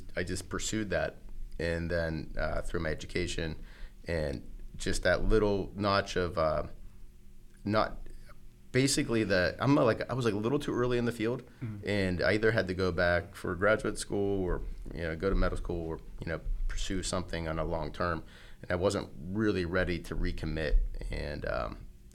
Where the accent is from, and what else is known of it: Pittsburgh, Pennsylvania, United States; born or raised there